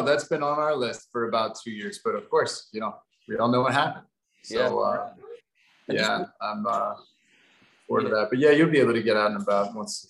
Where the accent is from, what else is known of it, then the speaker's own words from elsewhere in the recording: Ohio, United States; moved away as an adult; I am indeed from Ohio. Bit of a flyover state.